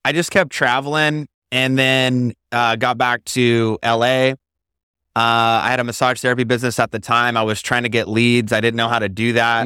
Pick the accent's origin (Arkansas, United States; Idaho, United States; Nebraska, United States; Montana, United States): Idaho, United States; Marcy; moved away as an adult; also born or lived in Maui, Hawaii; Yeah, I grew up in Idaho on a farm in Marcy, Idaho, near the Snake River.